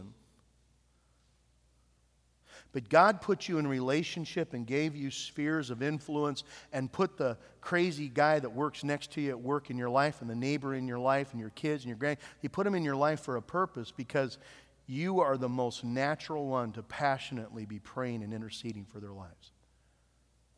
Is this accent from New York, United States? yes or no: no; Nappanee, Indiana, United States; moved away; also born or lived in Iowa; my hometown in Appanee, Indiana